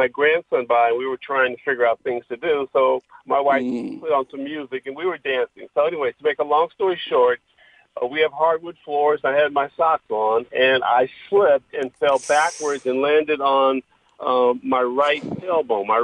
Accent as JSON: {"language": "English", "town": "Inglewood", "region": "California", "country": "United States", "tie": "born or raised there", "said": "I actually grew up in Inglewood"}